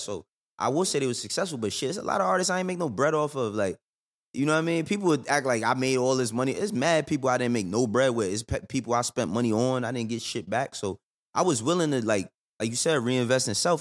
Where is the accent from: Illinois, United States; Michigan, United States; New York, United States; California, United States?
New York, United States; moved away as an adult; now in Atlanta, United States; I'm from the Bronx, too.